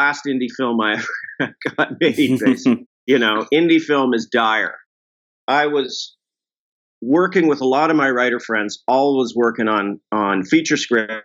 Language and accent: English; Vancouver, British Columbia, Canada; also born or lived in Toronto; now in Los Angeles, United States; I am from Vancouver, but I spent the last 15 or so years in Toronto